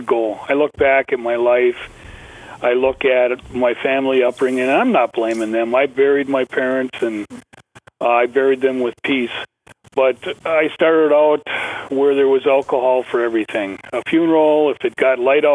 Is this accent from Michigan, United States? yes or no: no; Ashland, Wisconsin, United States; I'm from Ashland, Wisconsin, way up north in northern